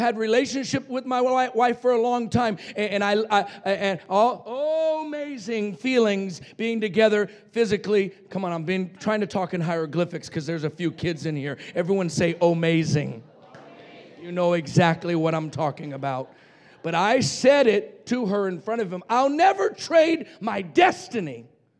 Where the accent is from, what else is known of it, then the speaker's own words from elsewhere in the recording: Roswell, New Mexico, United States; I was raised in Roswell, New Mexico, where the aliens landed